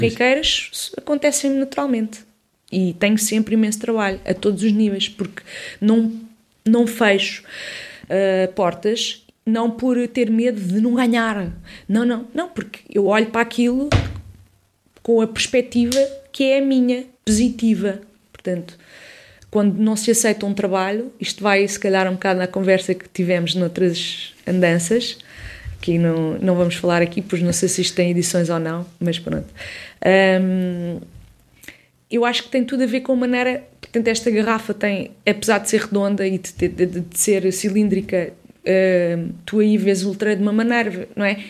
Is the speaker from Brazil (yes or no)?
no; Odivelas, Lisbon, Portugal; cresci em Odivelas, sou de Lisboeta, do centro de Lisboa, Campo de Orique